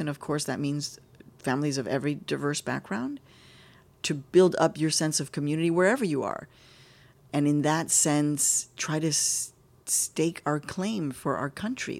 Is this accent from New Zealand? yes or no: no; Mexico; also born or lived in Chicago; now in United States; I'm Mexican. My husband is from the Dominican Republic, but I'm Mexican